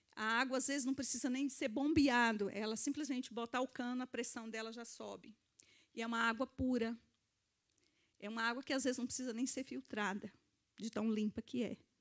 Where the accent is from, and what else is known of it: Brazil; moved away